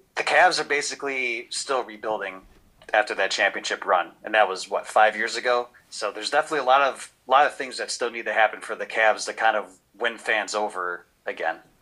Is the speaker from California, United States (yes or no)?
no; Cleveland, Ohio, United States; I'm from Cleveland, Ohio.